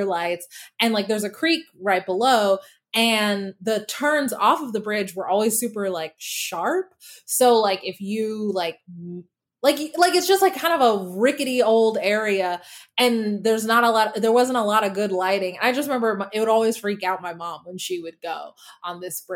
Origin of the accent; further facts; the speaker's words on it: Denton, Texas, United States; moved away as an adult; now in Los Angeles, United States; I grew up in Texas, as you may know, and I grew up in Denton specifically